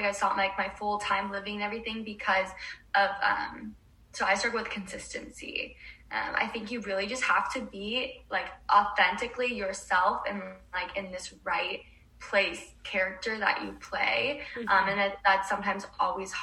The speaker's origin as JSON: {"language": "English", "region": "Oregon", "country": "United States", "moved": "yes", "lives_now": "Los Angeles, United States", "said": "I'm from Oregon and I'm"}